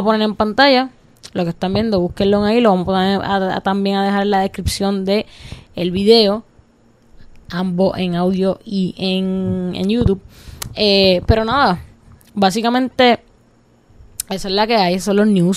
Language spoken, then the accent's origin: Spanish; Cidra, Puerto Rico; nosotros somos de montaña, los que no saben, somos de Calle, somos de Sidra, somos de la montañita, súper orgullosa